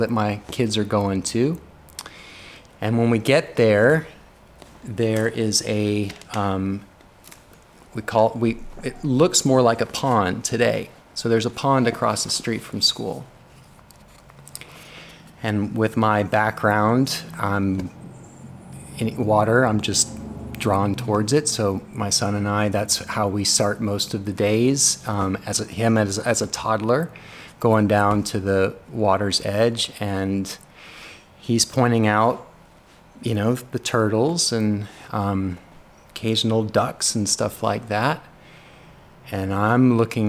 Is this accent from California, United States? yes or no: yes; Los Angeles, California, United States; now in Shreveport, United States; I grew up in Los Angeles, and I grew up less than a mile away from what we called the LA Wash